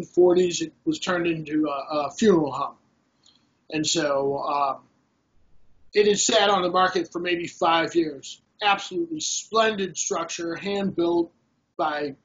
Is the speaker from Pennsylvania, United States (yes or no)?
no; Los Angeles, California, United States; now in Cleveland, United States; I'm originally from Los Angeles